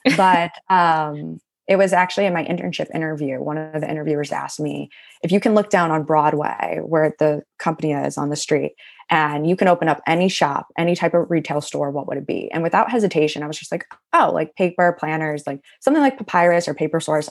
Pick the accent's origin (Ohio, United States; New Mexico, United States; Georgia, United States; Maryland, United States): Ohio, United States; Cleveland; moved away as an adult; also born or lived in Athens, Ohio; now in New York, United States; I grew up in Cleveland, Ohio my whole life.